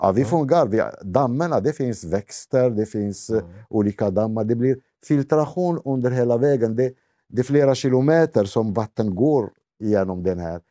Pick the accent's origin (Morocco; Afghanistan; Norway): Morocco; Swedish is a second language; moved away as an adult; also born or lived in Botkyrka, Sweden; now in Tullinge, Sweden; jag kommer från Marocko, men jag är kristen